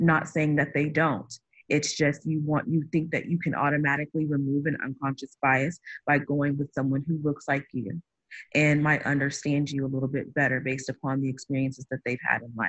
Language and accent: English; Midwest, United States; I was, born and raised in the Midwest.